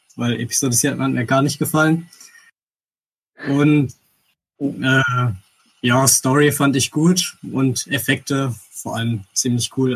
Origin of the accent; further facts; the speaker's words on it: Rheinstetten, Baden-Württemberg, Germany; Ich bin 15 Jahre alt im Moment noch und komme aus Rheinstetten bei Karlsruhe